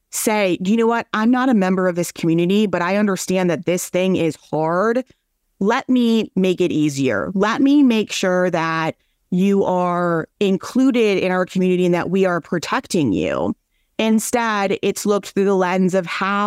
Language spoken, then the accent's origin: English; Minnesota, United States; I'm from Minnesota